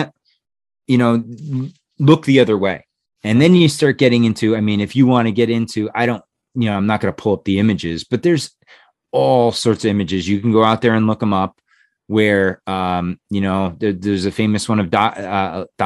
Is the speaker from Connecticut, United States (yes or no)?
yes; Connecticut, United States; also born or lived in New Jersey; we moved from New Jersey to Connecticut. Because my dad's job relocated